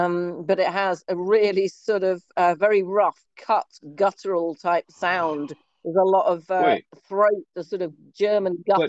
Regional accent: England, United Kingdom; accent: Queen's English; You know, I was taught, elocution in a public school, and I work for the BBC. So I have, you know, a particular way of my accent.

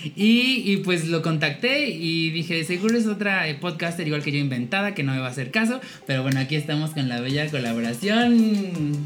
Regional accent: Puebla, Mexico; como buenas poblanas

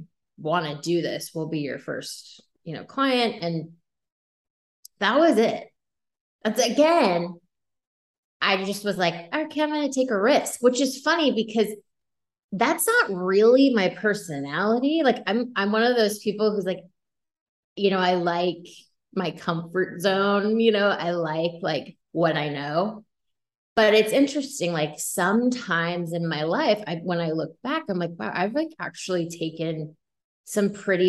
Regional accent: East Coast, United States; moved away as an adult; also born or lived in Los Angeles; I'm originally from the East Coast

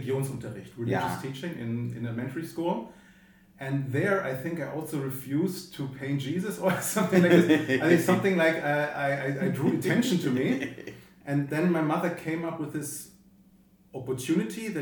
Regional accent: Bonn, North Rhine-Westphalia, Germany; also born or lived in United States; now in Berlin, Germany; Because I grew up in Bonn.

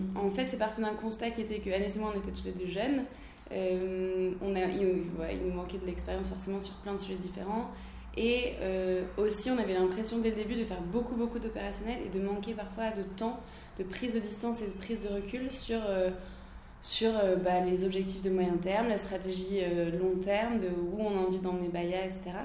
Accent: Lille, Hauts-de-France, France; now in Paris, France; moi je suis lilloise

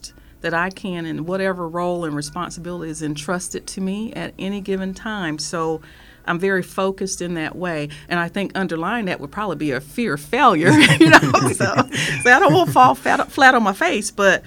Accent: Fayetteville, North Carolina, United States; now in Wichita, United States; In North Carolina, there's Fort Bragg. That's the town my hometown was in.

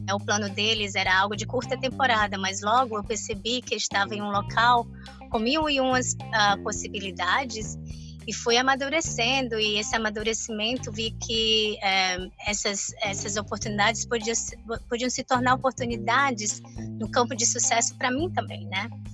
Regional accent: Brazil; now in Florida, United States; eu saí do Brasil consideravelmente jovem

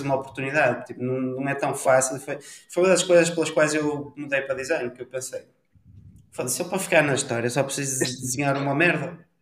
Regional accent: Ponte de Lima, Norte, Portugal; Eu vivo numa, numa vila pequena que sou de Ponte Lima

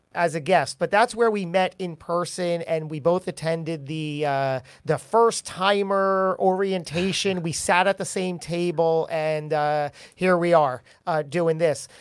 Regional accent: New Jersey, United States; We're both from Jersey.

